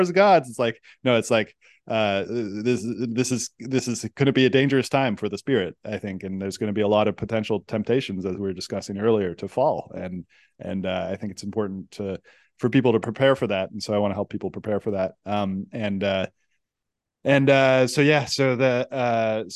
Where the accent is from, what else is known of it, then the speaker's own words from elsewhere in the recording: Silicon Valley, California, United States; I come from the Silicon Valley